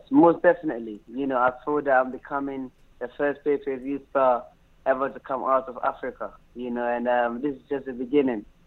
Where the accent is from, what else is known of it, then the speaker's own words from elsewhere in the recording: London, United Kingdom; also born or lived in Anyako, Volta Region, Ghana; I was born in Ghana, mm-hmm. Anyako, in the Volta region. And, um, you know, I moved to London, England at a very tender age, around like um, eight years old